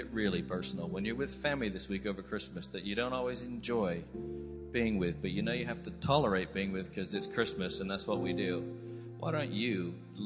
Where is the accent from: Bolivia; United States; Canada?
United States; accent: American; now in United Kingdom; I sound American, but I've spent 24 years, I'm British, all the way on the inside